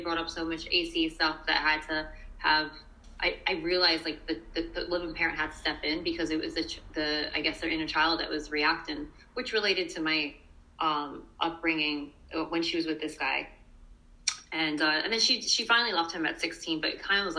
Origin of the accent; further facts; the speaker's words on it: New York City, New York, United States; I grew up in Brooklyn. I'm from Brooklyn